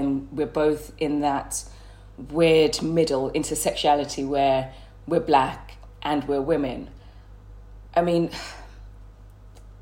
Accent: Birmingham, West Midlands, United Kingdom; accent: Brummie; I'm from Birmingham. I've got Bummy accent. So let's talk about my hometown

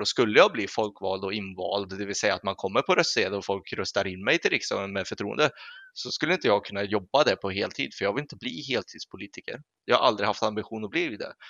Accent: Sweden; vi svenskar

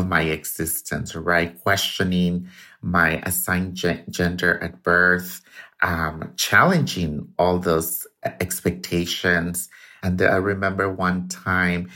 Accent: Tuxpan, Jalisco, Mexico; I was born in Tuxpan, Jalisco, Mexico, to a single mother

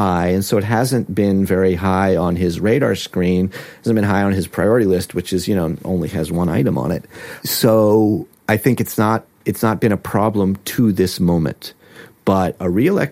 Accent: United States; as an American citizen and as a former American official

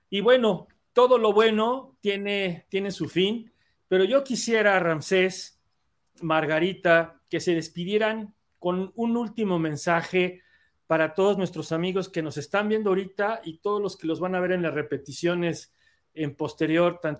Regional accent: Mexico; nos sentimos muy bien nosotros mismos como seres humanos, como mexicanos

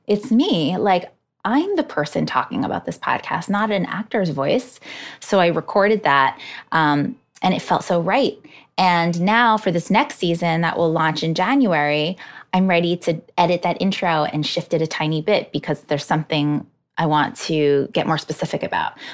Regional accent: Hudson Valley, New York, United States; now in New York City, United States; I grew up in the Hudson Valley

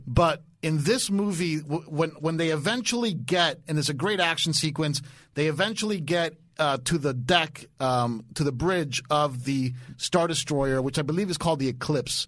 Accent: Dade County, Florida, United States; I'm from Dade County

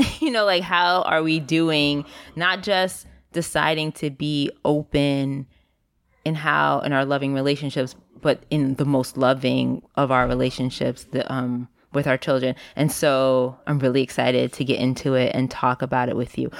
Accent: New York City, New York, United States; i grew up also in New York City in the Bronx

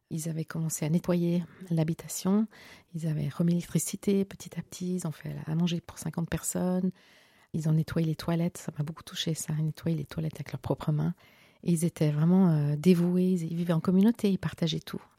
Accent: Geneva, Switzerland; moi j'ai grandi en Suisse, mon père était diplomate à l'ONU, ma mère enseignante à l'université.

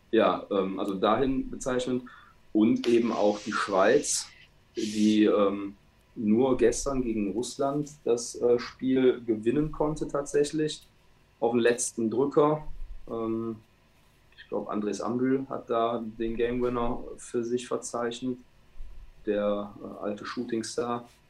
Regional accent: Rhineland, Germany; bei uns im Rheinland

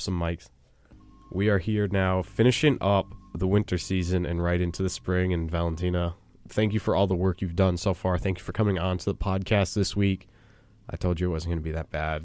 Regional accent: Western Massachusetts, United States; I'm from Western Mass

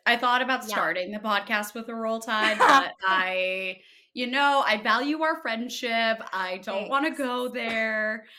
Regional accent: Massachusetts, United States; born there; So born in Massachusetts, moved around a lot for my dad's job, and then landed in the East Co

